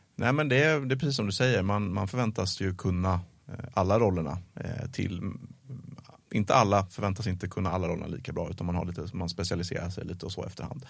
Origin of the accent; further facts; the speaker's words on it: Sweden; som svensk